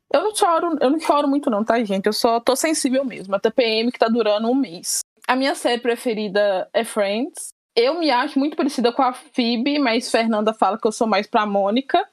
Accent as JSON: {"language": "Portuguese", "region": "Minas Gerais", "country": "Brazil", "said": "sou de Minas, tenho 26 anos"}